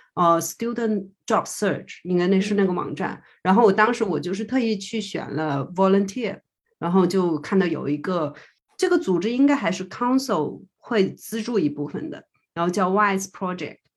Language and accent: Chinese; China; now in New Zealand; 我是中国人